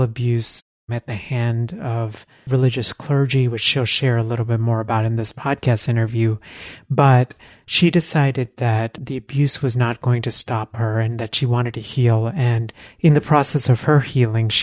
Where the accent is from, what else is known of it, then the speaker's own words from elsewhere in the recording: Texas, United States; now in Philadelphia, United States; I grew up in Texas